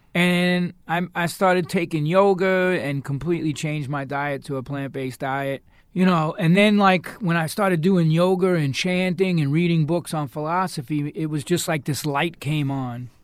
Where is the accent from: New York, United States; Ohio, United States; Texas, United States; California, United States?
New York, United States; I'm from New York